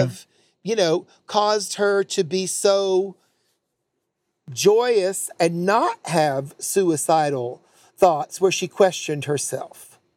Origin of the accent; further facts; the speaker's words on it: North Carolina, United States; I'm from North Carolina, born there.